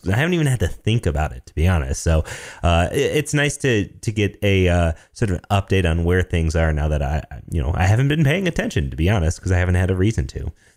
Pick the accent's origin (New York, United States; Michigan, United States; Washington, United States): Michigan, United States; I'm from Michigan. I'm from Michigan